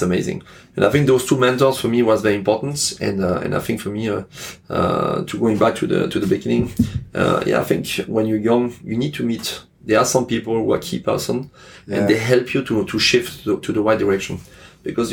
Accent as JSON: {"language": "English", "area": "Alsace", "region": "Grand Est", "country": "France", "tie": "born or raised there", "also_born_or_lived": "Lyon, France / Cannes, France / Paris, France / Burgundy, France", "accent": "French", "second_language": "English", "moved": "as an adult", "lives_now": "Hong Kong", "said": "I work in Alsace, my hometown"}